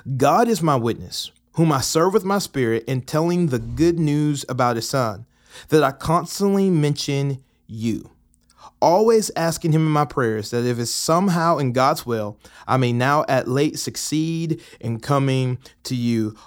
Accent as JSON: {"language": "English", "town": "Atlanta", "region": "Georgia", "country": "United States", "moved": "as an adult", "lives_now": "Murfreesboro, United States", "said": "I'm originally from Atlanta, Georgia, have been living in Murfreesboro for the last, I guess, two and a half years"}